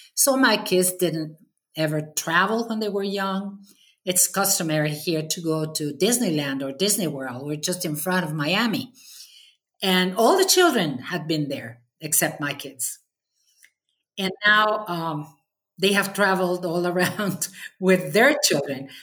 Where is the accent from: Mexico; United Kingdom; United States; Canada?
Mexico; I've devoted this association, Mexme, uh, eight years and a half as a chapter president mm-hmm. here in my hometown